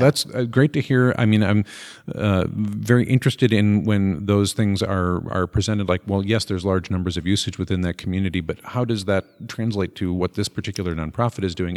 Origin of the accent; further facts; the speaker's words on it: Minnesota, United States; I'm from Minnesota